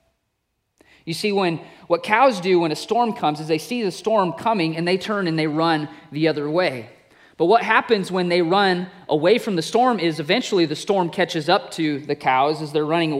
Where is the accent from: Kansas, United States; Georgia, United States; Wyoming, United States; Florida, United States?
Wyoming, United States; moved away; I grew up in Wyoming, and it's literally a place where the buffalo do roam